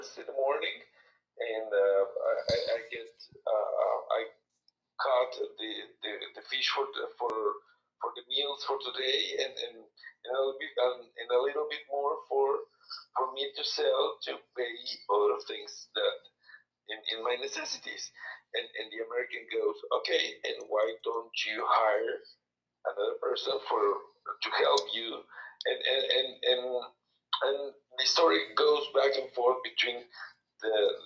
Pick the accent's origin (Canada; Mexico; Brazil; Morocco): Mexico; Guadalajara, Jalisco; English is a second language; moved away as an adult; also born or lived in Mexico City; now in Hermosillo, Mexico; I was, as I said before, born and raised in Guadalajara